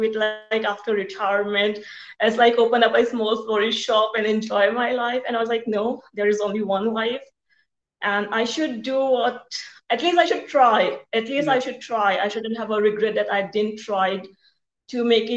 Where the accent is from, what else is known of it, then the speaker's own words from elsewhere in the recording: Mumbai, Maharashtra, India; moved away; also born or lived in rural India; I was from India. I came from India and the country part of India, not the city. But my parents migrated to Bombay for our education purpose